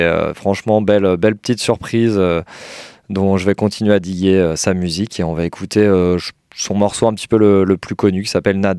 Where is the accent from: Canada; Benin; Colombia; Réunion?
Colombia; born there; je suis né en Colombie, je suis queer